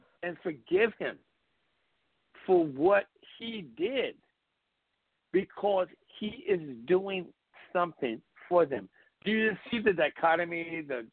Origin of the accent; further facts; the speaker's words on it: Northern Virginia, United States; also born or lived in Europe; I came from Northern Virginia. I grew up, I was born in America, went to Europe, came back when I was 12, lived in the DMV